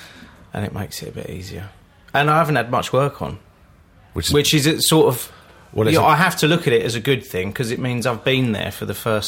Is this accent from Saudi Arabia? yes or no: no; Croydon, London, United Kingdom; also born or lived in Brighton; I grew up in Croydon. It's funny with Croydon. Half the people from Croydon call it South London, and the other half of people from Croydon call it North Surrey.